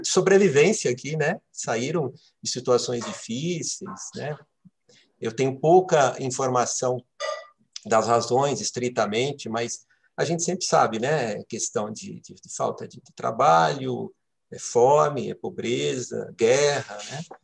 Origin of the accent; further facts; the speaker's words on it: Santo André, São Paulo, Brazil; moved away as an adult; now in Brasília, Brazil; sou paulista de nascimento, morei é, em São Paulo é, a maior parte da minha vida, estou em Brasília há 13 para 14 anos